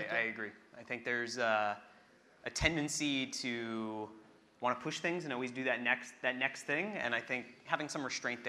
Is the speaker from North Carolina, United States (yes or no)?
no; Austin, Texas, United States; moved away as an adult; also born or lived in Midwest; now in New York, United States; I grew up in Austin, Texas. I grew up eating Mexican and Tex-Mex food multiple times a week. And when I moved to, I went to school, to college in the Midwest, and then moved here.